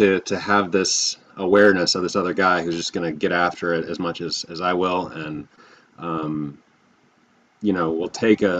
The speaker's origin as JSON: {"language": "English", "region": "Texas", "country": "United States", "tie": "born or raised there", "also_born_or_lived": "Hilton Head Bluffton area, South Carolina", "moved": "yes", "lives_now": "Bluffton, United States", "said": "I grew up in Texas. I currently live in the Hilton Head Bluffton area of South Carolina"}